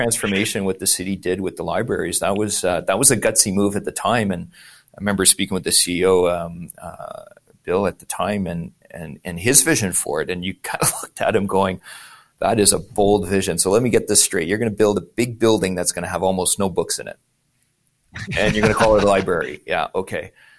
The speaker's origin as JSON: {"language": "English", "town": "Montreal", "region": "Quebec", "country": "Canada", "said": "Look at that. We're both from Montreal."}